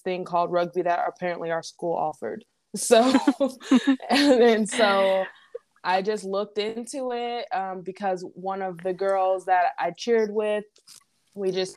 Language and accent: English; Indianapolis, Indiana, United States; moved away as an adult; now in Bay Area, United States; I grew up in Indianapolis, Indiana.